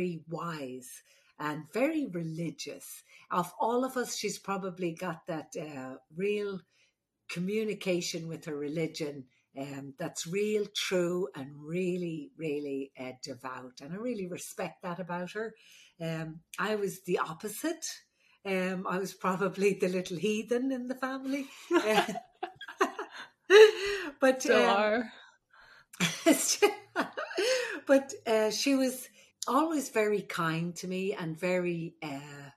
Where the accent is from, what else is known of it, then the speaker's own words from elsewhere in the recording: Ireland; moved away; the Irish midwife